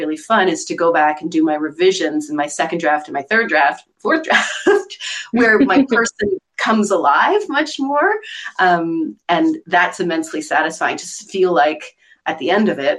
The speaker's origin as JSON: {"language": "English", "region": "Eastern Townships of Quebec", "country": "Canada", "tie": "born or raised there", "moved": "yes", "said": "I'm actually from the Eastern Townships of Quebec, which is where Louise Penny is from"}